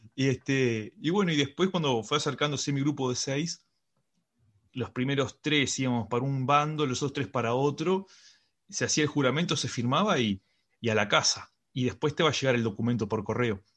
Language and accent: Spanish; Uruguay; now in Madrid, Spain; Somos dos amigos uruguayos